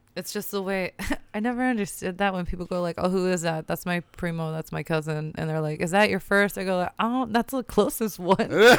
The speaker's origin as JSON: {"language": "English", "town": "Portland", "region": "Oregon", "country": "United States", "tie": "born or raised there", "said": "I'm mixed. I'm American. I'm born here."}